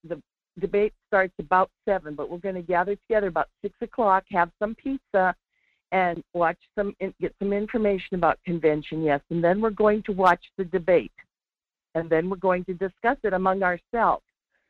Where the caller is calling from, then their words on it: Alaska, United States; I'm down on Kenai Peninsula.